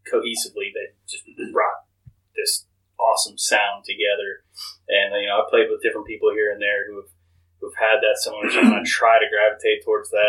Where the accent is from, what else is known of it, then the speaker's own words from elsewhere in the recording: Seattle, Washington, United States; I'm actually from Seattle. I grew up with the grunge.